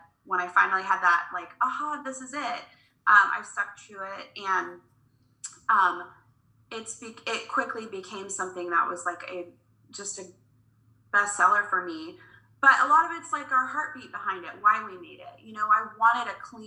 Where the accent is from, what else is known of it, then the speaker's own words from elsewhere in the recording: Cocoa Beach, Florida, United States; now in Kansas City, United States; I was born in Florida. I was born in Cocoa Beach, Florida